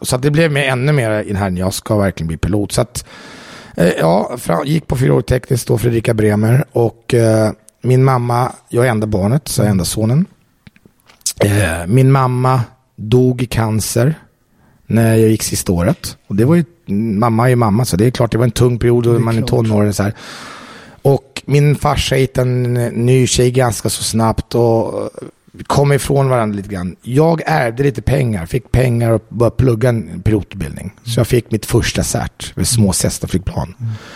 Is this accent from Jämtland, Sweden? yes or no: no; Jordbro, Stockholm County, Sweden; moved away as an adult; now in Italy; jag är uppvuxen i Jordbro